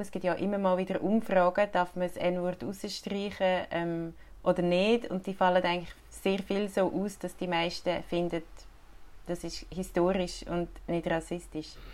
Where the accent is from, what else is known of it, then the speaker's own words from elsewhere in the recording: Switzerland; bei uns in der Schweiz